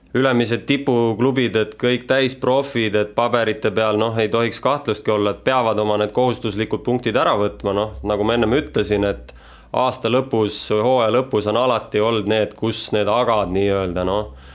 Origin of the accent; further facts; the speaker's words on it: Rapla County, Estonia; now in Tallinn, Estonia; eluolu on mul ikka siin Tallinnas, et noh eks ma ise olen sealt Raplamaalt pärit